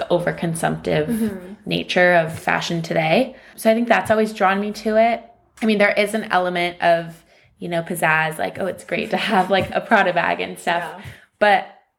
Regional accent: California, United States; moved away as an adult; now in London, United Kingdom; born and raised in California, and now I'm here in London

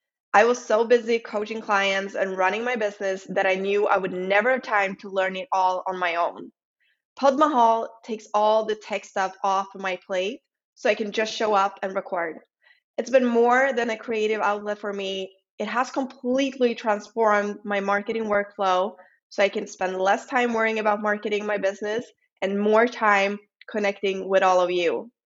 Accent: Sweden; accent: Swedish; English is a second language; remember, I'm not a native English speaker, so excuse some of my errors, and I hope you will enjoy my lovely Swedish accent.

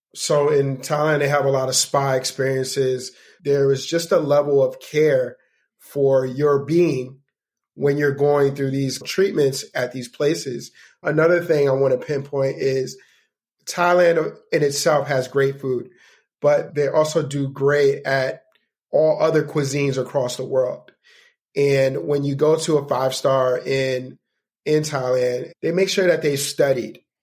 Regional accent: New York, United States; I'm from New York

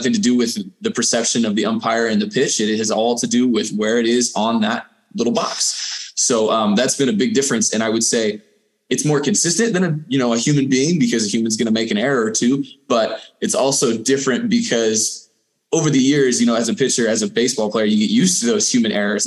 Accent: San Diego, California, United States; So I'm from San Diego. I grew up there, and from the time I was about 6 months old until the end of high school

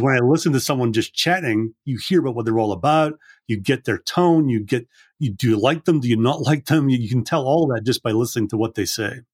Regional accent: Scotland, United Kingdom; I grew up in Scotland

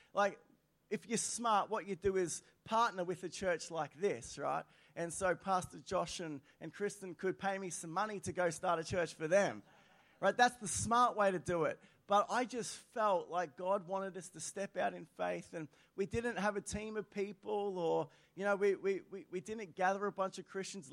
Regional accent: Australia; I'm an Aussie through and through.

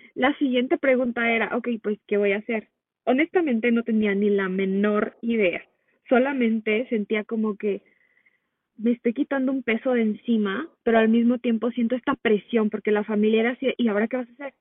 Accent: Mexico; moved away as an adult; now in United States; nací en Estados Unidos, pero de muy pequeña me fui a vivir a México, entonces crecí la mayor parte de mi vida allá

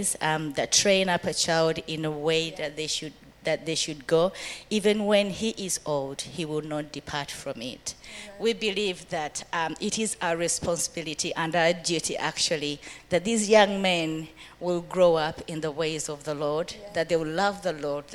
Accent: Uganda; moved away as an adult; now in United Kingdom; I grew up in Uganda, been in the UK. It's going to be actually 20 years next year.

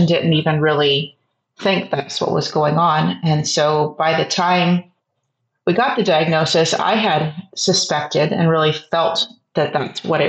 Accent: San Antonio, Texas, United States; moved away as an adult; now in Austin, United States; I am originally from San Antonio, Texas, and have lived in the Austin area for about 20 years

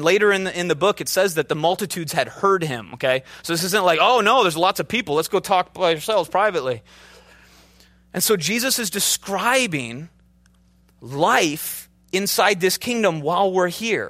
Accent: Minnesota, United States; also born or lived in Chicago, United States; I'm from the Midwest, right? I started off in a very kind of different mentality. I had an accent. I'm from Minnesota. I drug out my O's.

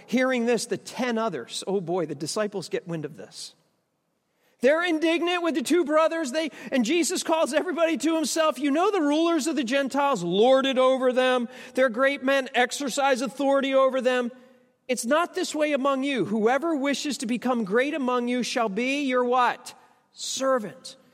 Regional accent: United States; I'm an American

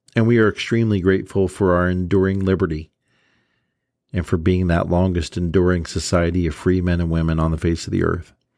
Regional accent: Columbus, Ohio, United States; growing up in Columbus, Ohio

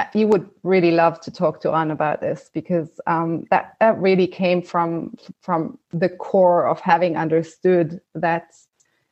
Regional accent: Germany; moved away as an adult; also born or lived in Israel; I'm originally from Germany

